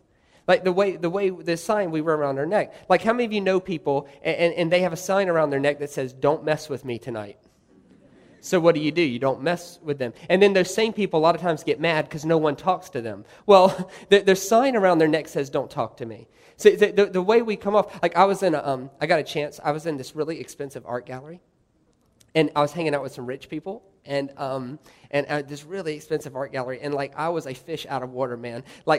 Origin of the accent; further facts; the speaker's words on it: Goose Creek, South Carolina, United States; I said, listen here, lady, I'm from Goose Creek, South Carolina.